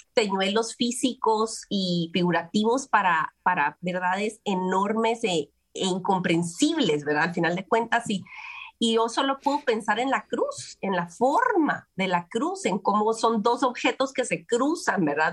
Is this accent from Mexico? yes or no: no; Guatemala; las posibilidades de la adopción en mi país, en Guatemala, eran escasas